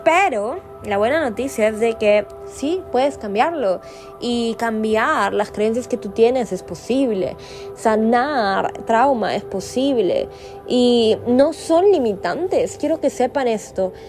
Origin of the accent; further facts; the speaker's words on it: Lima, Peru; moved away; en mi ciudad natal, en Lima, Perú